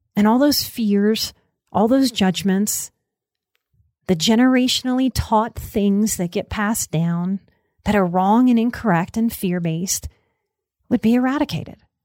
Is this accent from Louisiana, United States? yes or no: yes; Southern Louisiana, United States; I grew up in Southern Louisiana in the nineties